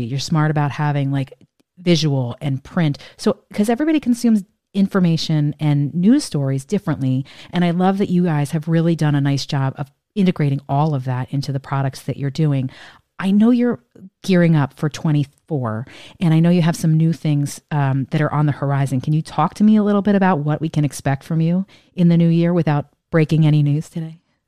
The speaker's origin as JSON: {"language": "English", "region": "Northeast", "country": "United States", "moved": "as an adult", "lives_now": "Washington, D.C., United States", "said": "I'm from the Northeast"}